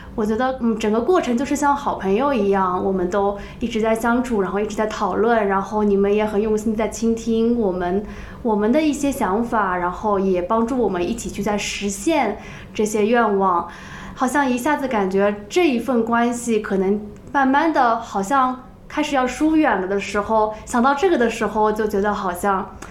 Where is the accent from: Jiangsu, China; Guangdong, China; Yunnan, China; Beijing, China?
Jiangsu, China; Suzhou; 我们都是来自苏州